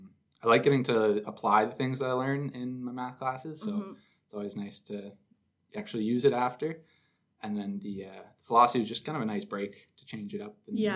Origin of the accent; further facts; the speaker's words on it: Perth, Ontario, Canada; I'm from Perth, Ontario